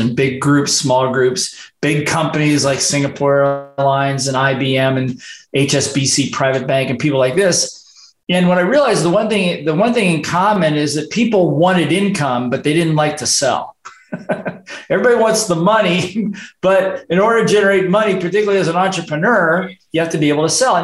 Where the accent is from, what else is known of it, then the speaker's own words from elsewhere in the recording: Midwest, United States; moved away as an adult; also born or lived in Hawaii; I grew up in the Midwest, got sick and tired of the weather there, and I got out of university and decided to move to Hawaii